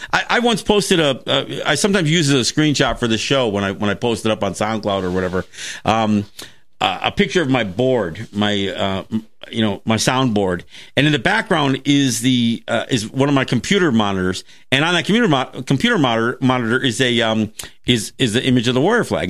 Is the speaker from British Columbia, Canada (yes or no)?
no; Kahnawake, Quebec, Canada; now in Seneca Territory, United States; I'm Mohawk from Ganawagay